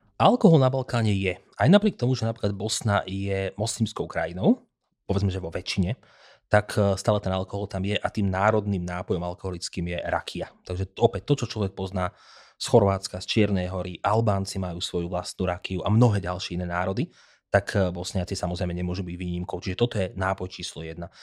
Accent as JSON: {"language": "Slovak", "country": "Slovakia", "said": "u nás doma"}